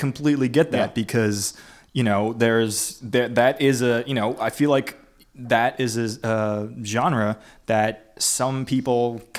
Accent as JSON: {"language": "English", "town": "Staten Island", "region": "New York", "country": "United States", "said": "Staten Island."}